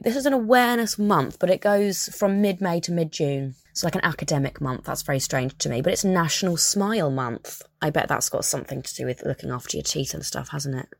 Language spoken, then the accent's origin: English; United Kingdom; I'm obviously British and I've always lived on the seaside